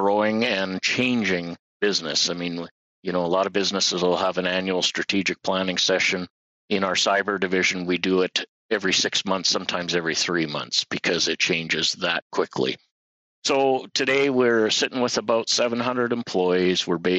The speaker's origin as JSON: {"language": "English", "town": "Winnipeg", "region": "Manitoba", "country": "Canada", "tie": "born or raised there", "moved": "as an adult", "lives_now": "Regina, Canada", "said": "I was going to university in Winnipeg. I was born and raised in Winnipeg"}